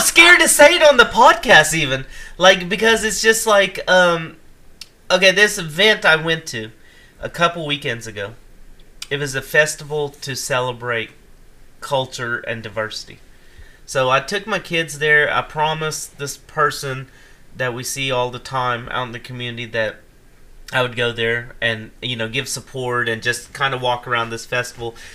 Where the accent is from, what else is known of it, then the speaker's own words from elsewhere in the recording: Ashland, United States; my years growing up in Ashland